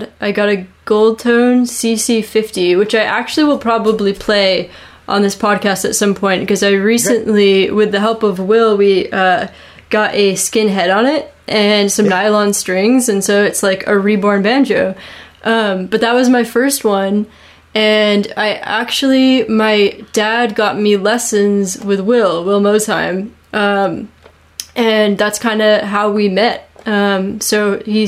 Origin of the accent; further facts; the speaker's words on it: Vermont, United States; born and raised in Vermont, went to college in Vermont, and I'm still here